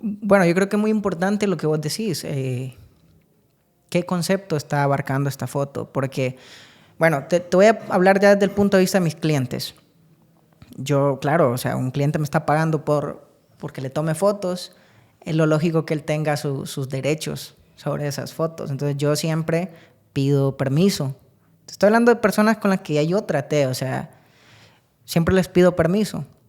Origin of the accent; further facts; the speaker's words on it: San Agustín, Copán, Honduras; nací en San Agustín Copán, de allá es toda mi familia